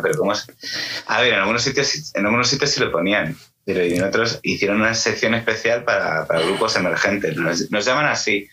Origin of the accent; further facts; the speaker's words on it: Toledo, Castilla-La Mancha, Spain; yo soy de Toledo